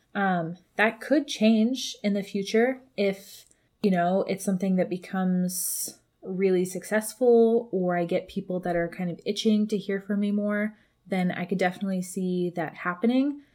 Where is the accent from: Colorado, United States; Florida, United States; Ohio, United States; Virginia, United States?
Colorado, United States; now in California, United States; my hometown